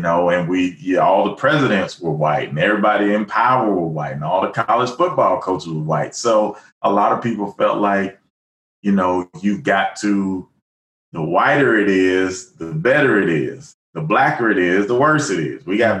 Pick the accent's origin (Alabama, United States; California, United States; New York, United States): Alabama, United States; when I was young growing up in Alabama